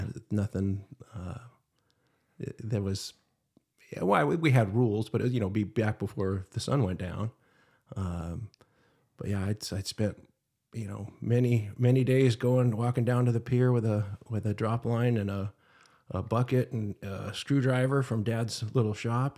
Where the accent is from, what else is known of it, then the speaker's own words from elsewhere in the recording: Huntington Beach, California, United States; also born or lived in Utah; born and raised in Huntington Beach